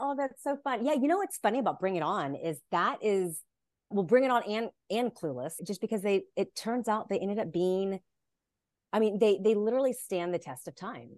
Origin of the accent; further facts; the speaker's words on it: Dallas, Texas, United States; moved away as an adult; now in Los Angeles, United States; I grew up in Dallas, Texas